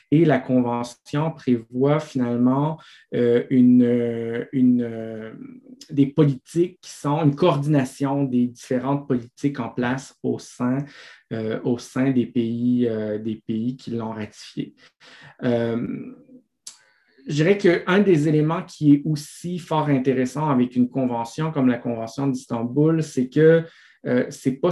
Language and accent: French; Italy; accent: Italian; French is a second language; excusez moi mon accent italien